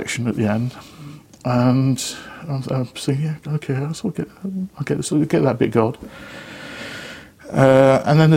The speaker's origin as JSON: {"language": "English", "town": "Lichfield", "region": "West Midlands", "country": "United Kingdom", "tie": "born or raised there", "moved": "yes", "said": "So I went back to my hometown of Lichfield"}